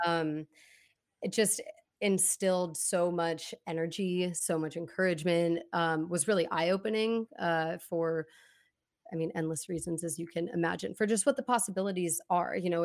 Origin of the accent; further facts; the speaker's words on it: Portland, Oregon, United States; also born or lived in Corvallis; growing up in Portland, um, like I said, I moved around a lot, went to a ton of different schools